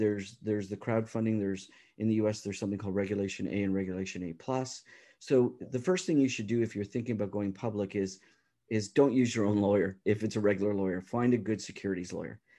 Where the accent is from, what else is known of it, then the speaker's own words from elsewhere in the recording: Toronto, Ontario, Canada; I'm from the Toronto area, and, uh, so you know, uh, I do business around the world, but, um, home is Canada